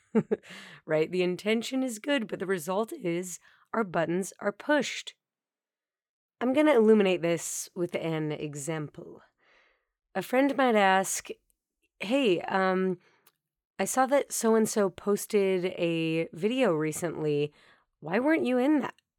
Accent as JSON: {"language": "English", "region": "Colorado", "country": "United States", "tie": "born or raised there", "moved": "yes", "said": "my hometown in Colorado"}